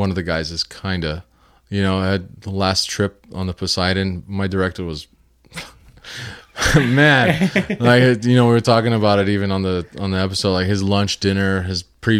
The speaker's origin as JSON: {"language": "English", "town": "Hollywood", "region": "California", "country": "United States", "tie": "born or raised there", "said": "In LA? Yeah, well, I was born and raised in Hollywood. Mm-hmm. And then we moved to the Valley when I was about like 6 years old or something like that."}